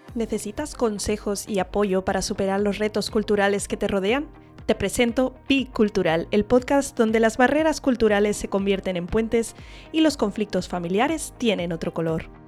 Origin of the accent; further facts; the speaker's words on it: Spain; first language English; yo vengo de padres americanos de Estados Unidos, em, pero yo nací y crecí en España